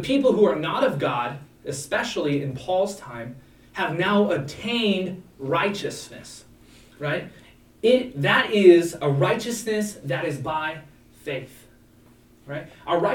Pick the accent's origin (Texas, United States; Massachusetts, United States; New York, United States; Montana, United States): Montana, United States; I was born in Montana.